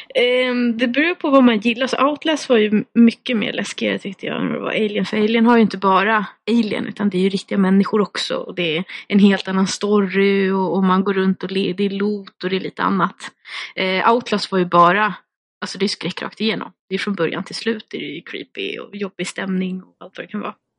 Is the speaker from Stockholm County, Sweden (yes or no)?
yes; Skogås, Stockholm County, Sweden; jag är ju uppvuxen i Skogås som är 20 minuter från, från Stockholm